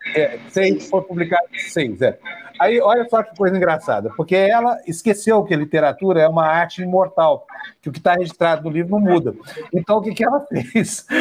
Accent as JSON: {"language": "Portuguese", "town": "Uberlândia", "region": "Minas Gerais", "country": "Brazil", "tie": "born or raised there", "moved": "yes", "said": "Quando eu era criança, lá em Uberlândia, Minas Gerais"}